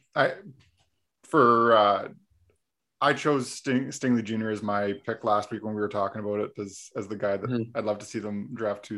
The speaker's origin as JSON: {"language": "English", "country": "Canada", "said": "we're actually both from Canada."}